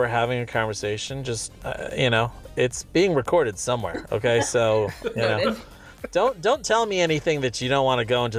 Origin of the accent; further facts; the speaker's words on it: California, United States; all they know is that I'm from California